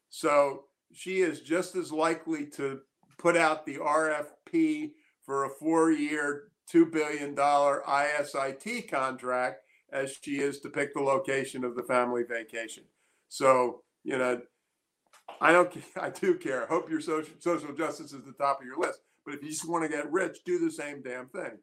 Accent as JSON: {"language": "English", "town": "Annapolis", "region": "Maryland", "country": "United States", "tie": "born or raised there", "said": "I grew up in Annapolis, Maryland in the 50s"}